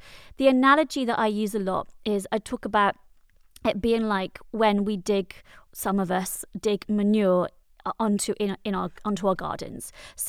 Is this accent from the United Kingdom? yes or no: yes; Wales, United Kingdom; People often tell me I don't sound Welsh, even though I am from Wales, but I think it came out then.